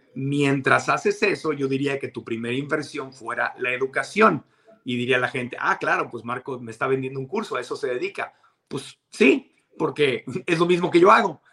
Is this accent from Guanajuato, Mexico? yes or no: no; Tijuana, Baja California, Mexico; moved away; also born or lived in Mexico City; yo en mis tiempos de niño, en Tijuana, en la frontera